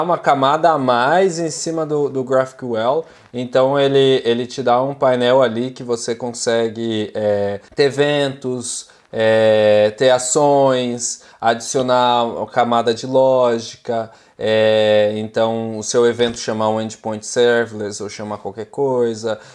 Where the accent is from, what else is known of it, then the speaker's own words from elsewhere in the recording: São Paulo, Brazil; moved away as an adult; now in Utrecht, Netherlands; eu sou originalmente de São Paulo e hoje eu estou morando aqui em Utrecht